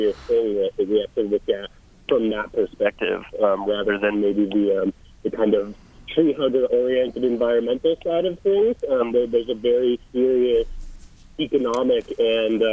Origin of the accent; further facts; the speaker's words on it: Colorado, United States; I grew up in Colorado